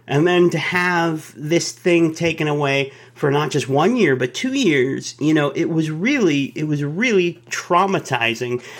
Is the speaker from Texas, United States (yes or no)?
yes; Dallas, Texas, United States; I was born in Dallas